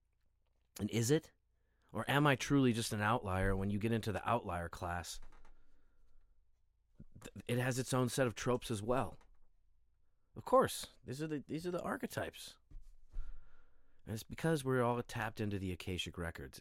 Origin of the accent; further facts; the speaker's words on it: United States; as a Westerner, as an American